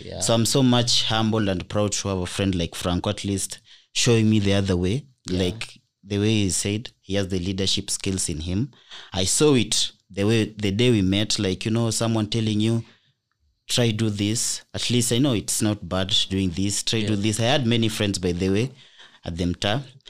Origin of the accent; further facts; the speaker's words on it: Kibera, Nairobi, Kenya; first of all, I'm from Kibera. Was born and raised in Kibera slums.